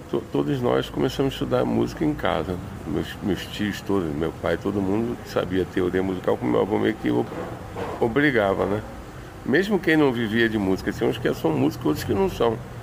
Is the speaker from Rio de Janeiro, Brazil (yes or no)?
yes; Rio de Janeiro, Brazil; eu sou do Jacarezinho